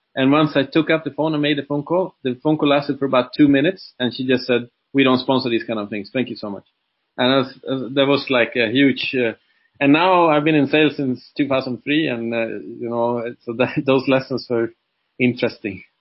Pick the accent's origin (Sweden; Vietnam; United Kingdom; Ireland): Sweden; moved away as an adult; now in Dubai, United Arab Emirates; I'm uh, originally from Sweden, like I said, and been living in Dubai since 2007